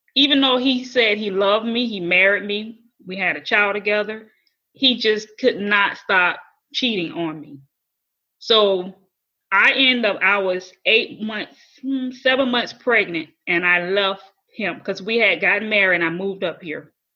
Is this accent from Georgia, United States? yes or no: no; Florida, United States; moved away as an adult; my hometown in Florida